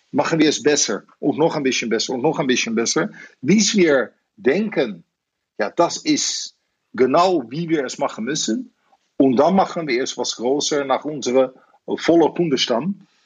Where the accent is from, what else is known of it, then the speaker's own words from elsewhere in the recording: Netherlands; German is a second language; now in Germany; Ich bin natürlich Holländer